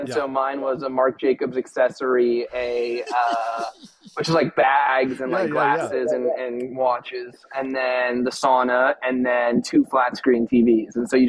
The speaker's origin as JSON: {"language": "English", "region": "Arizona", "country": "United States", "said": "I'm from Arizona"}